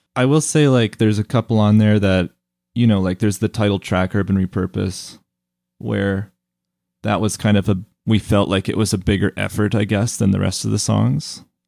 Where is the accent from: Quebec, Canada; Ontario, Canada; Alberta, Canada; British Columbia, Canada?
Alberta, Canada; Calgary; the music that I grew up with here in Calgary